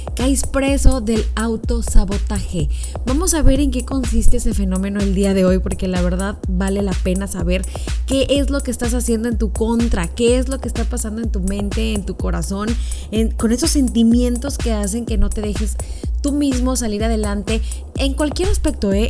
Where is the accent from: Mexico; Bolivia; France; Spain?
Mexico; somos mexicanos